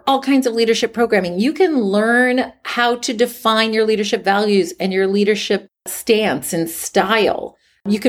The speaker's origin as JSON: {"language": "English", "region": "Midwest", "country": "United States", "tie": "born or raised there", "said": "I grew up in the Midwest"}